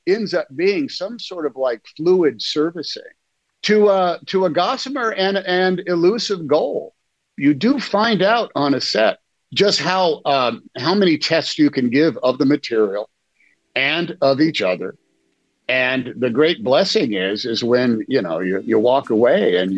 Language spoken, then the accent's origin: English; Oakland, California, United States; I grew up in Oakland